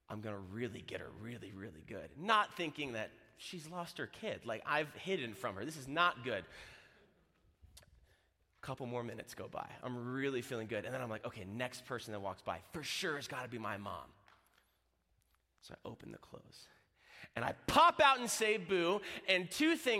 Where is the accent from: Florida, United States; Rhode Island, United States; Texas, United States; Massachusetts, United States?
Florida, United States; I'm from Florida.